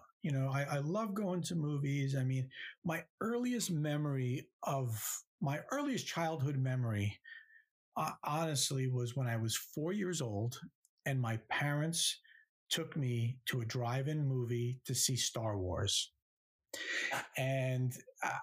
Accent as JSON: {"language": "English", "region": "New Jersey", "country": "United States", "tie": "born or raised there", "said": "growing up in New Jersey, right next to New York City"}